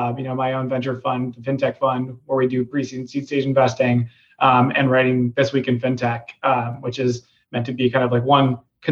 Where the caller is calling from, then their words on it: New York, United States; I'm calling in from New York today, just at home.